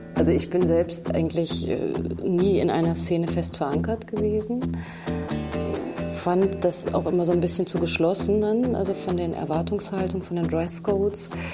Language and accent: German; Germany; also born or lived in Kassel / Göttingen; ich bin 1968 geboren und meine Jugend habe ich in Kassel und Göttingen verbracht